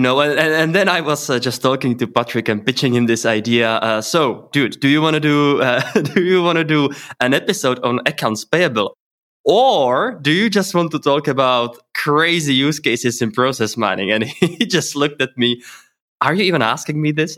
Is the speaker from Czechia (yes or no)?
yes; Czechia; I am from Czech Republic and also live here